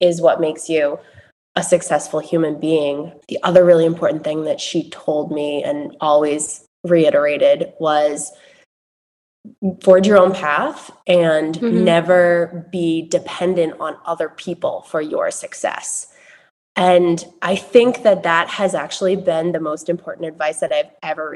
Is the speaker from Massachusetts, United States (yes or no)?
yes; Massachusetts, United States; I grew up in Massachusetts, as you said, in a very rural community, small town America